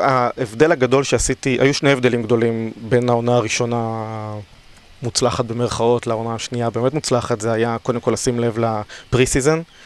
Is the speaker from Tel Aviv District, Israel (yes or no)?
yes; Tel Aviv, Tel Aviv District, Israel; אני בן 35 מתל אביב